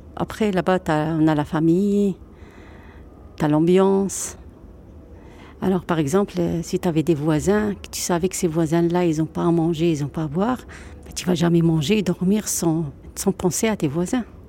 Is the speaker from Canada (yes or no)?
no; Oujda, Oriental, Morocco; now in Dunkirk, France; J'ai grandi au Maroc. C'était à Oujda